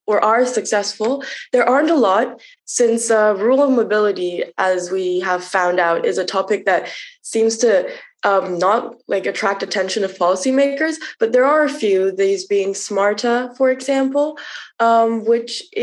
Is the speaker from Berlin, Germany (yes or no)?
no; Munich, Bavaria, Germany; I grew up in Germany and I grew up in a city. So while I was while I was growing up in Munich